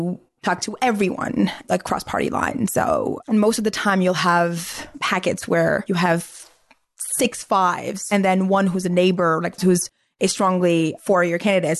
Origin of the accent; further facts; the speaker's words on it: Algeria; English is a second language; now in United States; So I'm from Algeria. I actually have a green card, but so I can't vote.